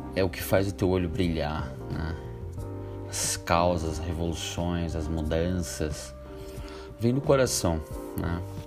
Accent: Ceará, Brazil; moved away; lá na minha terra, lá do Ceará

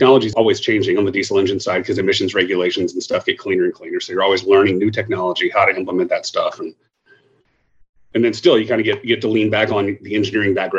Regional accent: Dallas, Texas, United States; moved away as an adult; also born or lived in Lubbock, Texas; now in Houston, United States; I grew up in the, you know, Northern Dallas suburb area, high school and stuff there

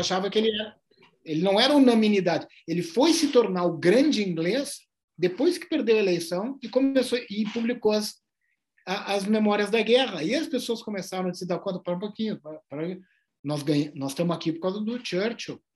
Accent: Brazil; Do Brasil.

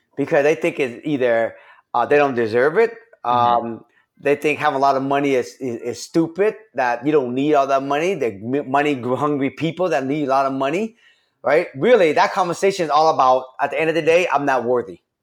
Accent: Seattle, Washington, United States; I grew up in Rainier Valley

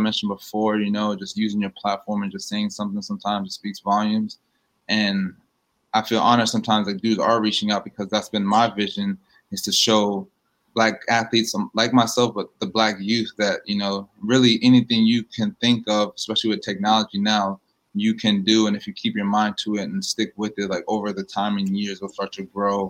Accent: New York City, New York, United States; I was born in Queens. My mom's from Queens.

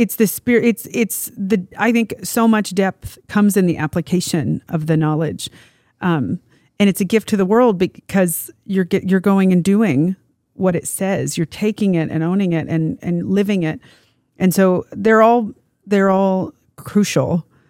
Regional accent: Kansas, United States; growing up in Kansas, we solidly are known as the most boring, like, dialect

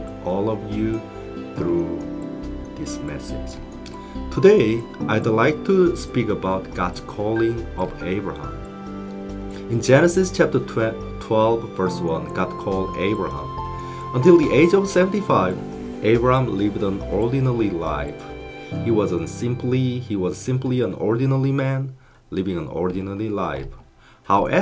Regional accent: South Korea; now in England; I was born and raised in South Korea

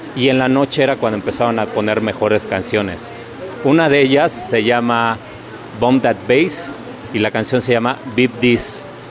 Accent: Mexico City, Mexico; soy de la Ciudad de México

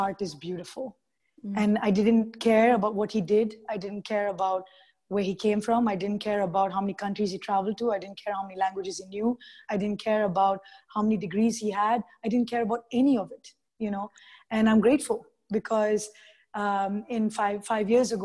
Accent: India; I'm Indian

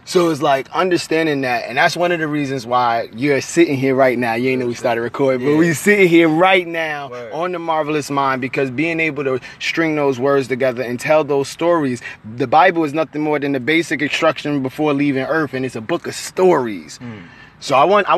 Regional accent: Newark, New Jersey, United States; now in Richmond, United States; I grew up in the hood. I'm from Newark, New Jersey

